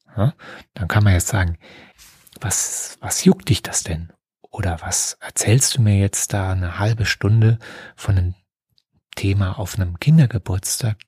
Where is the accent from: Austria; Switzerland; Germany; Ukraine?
Germany; bei uns in Deutschland